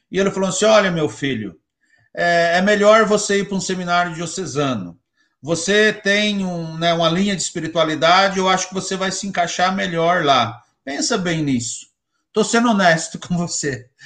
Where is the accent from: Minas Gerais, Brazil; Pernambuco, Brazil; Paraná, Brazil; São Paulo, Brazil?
Paraná, Brazil; Siqueira Campos; Então, eu sou natural de Siqueira Campos, né?